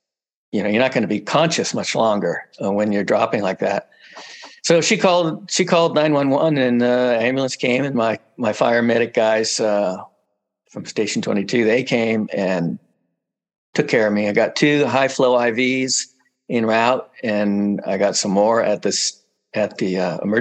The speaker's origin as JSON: {"language": "English", "region": "central coast of California", "country": "United States", "tie": "born or raised there", "said": "I come from here, pretty much central coast of California. I grew up in a little town nearby"}